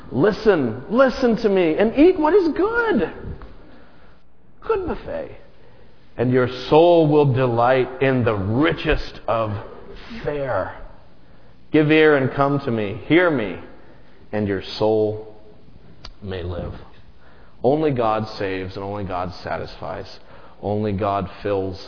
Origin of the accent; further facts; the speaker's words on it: Las Vegas, Nevada, United States; growing up in Las Vegas